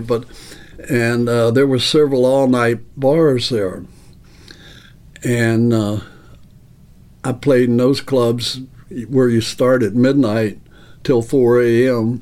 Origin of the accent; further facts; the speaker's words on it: Owensboro, Kentucky, United States; I was raised in Kentucky, born and raised in Owensboro, Kentucky